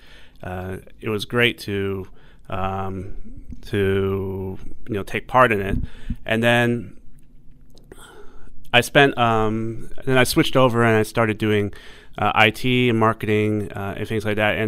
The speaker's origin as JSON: {"language": "English", "region": "New York", "country": "United States", "tie": "born or raised there", "moved": "as an adult", "lives_now": "Hong Kong", "said": "I'm technically from the U.S. I was born in New York, in Flushing, Queens, as most Asian Americans are born on the East Coast, and grew up most of my life in the U.S., but then about half my life here in Hong Kong"}